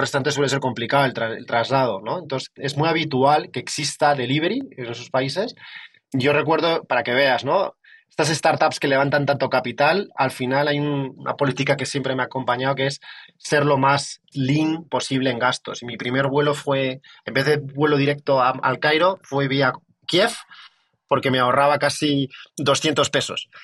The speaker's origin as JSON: {"language": "Spanish", "town": "Madrid", "region": "Community of Madrid", "country": "Spain", "said": "yo vengo, yo vengo de Madrid"}